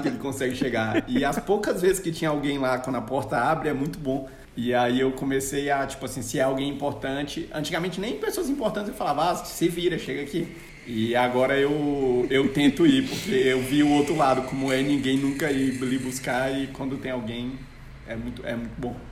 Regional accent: Fortaleza, Ceará, Brazil; moved away; also born or lived in Campinas / Maranhão; eu sou de Fortaleza. Ceará

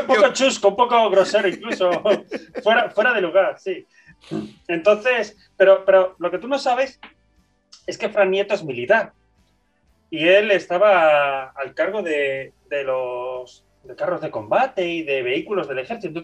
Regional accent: Bilbao, Basque Country, Spain; soy de Bilbao

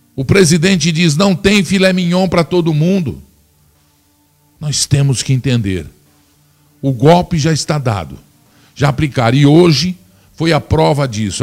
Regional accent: Brazil; Nós somos brasileiros

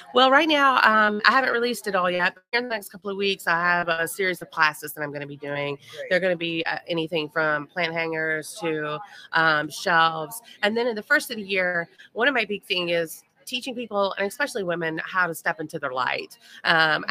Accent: Louisville, Kentucky, United States; I am from Louisville.

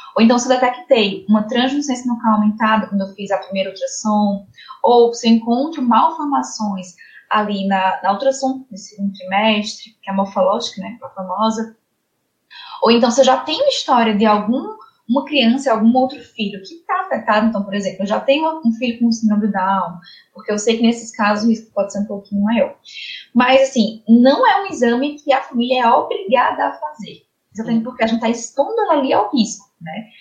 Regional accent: Campina Grande, Paraíba, Brazil; also born or lived in Ribeirão Preto, São Paulo; Eu sou da Paraíba, na Fral de Campina Grande

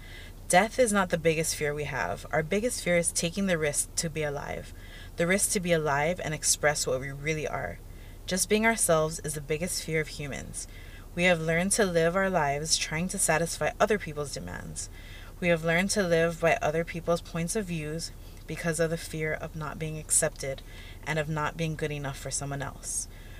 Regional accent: Hawaii, United States; Even being Native Hawaiian, yes.

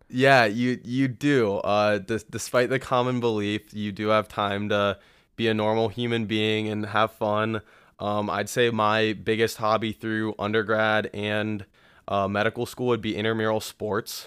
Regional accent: Columbus, Ohio, United States; my hometown is right here in Columbus, Ohio. Uh, Buckeye born and raised

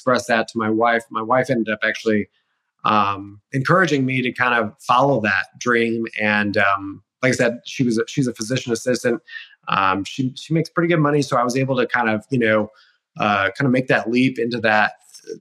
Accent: Illinois, United States; moved away as an adult; also born or lived in Colorado; I originally grew up in Illinois, just a little town about an hour south of Chicago called Moments

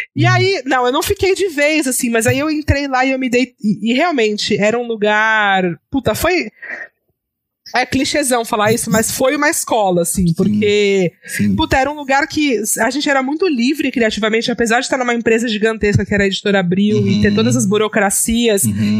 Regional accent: Santos, São Paulo, Brazil; now in São Paulo, Brazil; Eu sou de Santos

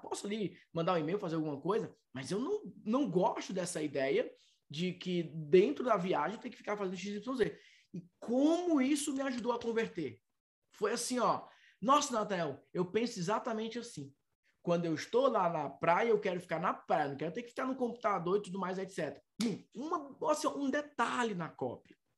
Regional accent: Fortaleza, Ceará, Brazil; a minha cidade natal é Fortaleza

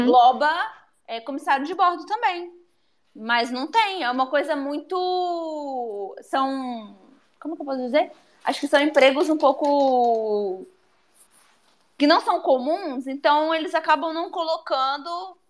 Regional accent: São Mateus, Espírito Santo, Brazil; eu sou de São Mateus

